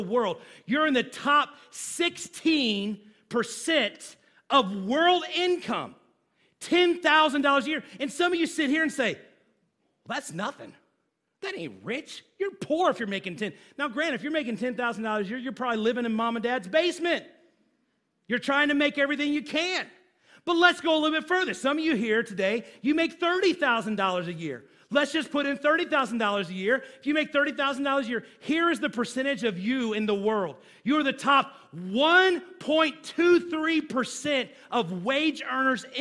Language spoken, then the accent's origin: English; United States; as American